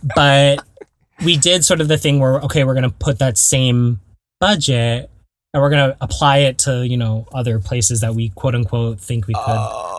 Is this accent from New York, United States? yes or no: no; Belmont, California, United States; also born or lived in Torrance, California / Garden Grove, California; growing up in the Bay Area